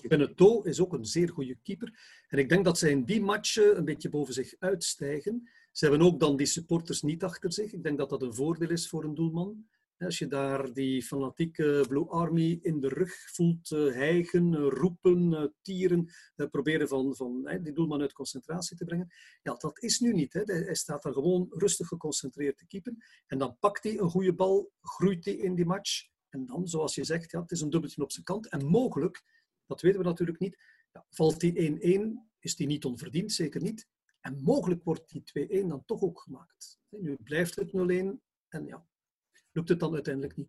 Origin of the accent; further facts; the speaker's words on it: Bruges, Flanders, Belgium; als Bruggeling, ben ook een Bruggeling